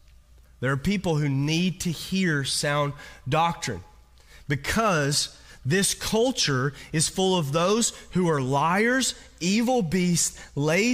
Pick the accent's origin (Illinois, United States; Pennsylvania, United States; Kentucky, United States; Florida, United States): Kentucky, United States; now in California, United States; I'm from Kentucky